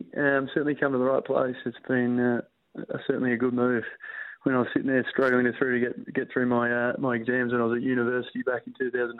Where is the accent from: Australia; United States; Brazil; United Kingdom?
Australia; Country Victoria; moved away as an adult; now in Perth, Australia; I was born and raised in Country Vic, so just a farming community, 600 people in Matoa, small town